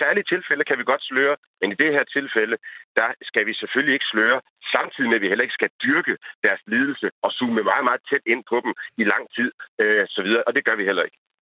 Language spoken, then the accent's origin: Danish; Denmark; jeg bor i Danmark, jeg er dansker, jeg ser tingene gennem danske briller